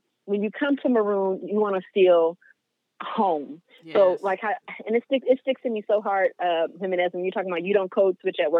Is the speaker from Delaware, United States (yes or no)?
no; Greenville, Mississippi, United States; my hometown in Greenville, Mississippi